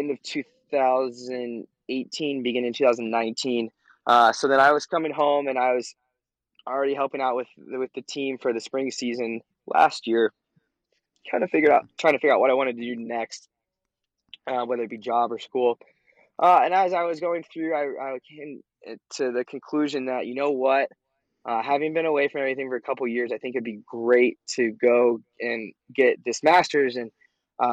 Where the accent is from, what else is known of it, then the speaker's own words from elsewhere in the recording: Bloomington, Indiana, United States; I was born in Bloomington Hospital, lived here my whole life, grew up going to every single IU football and basketball game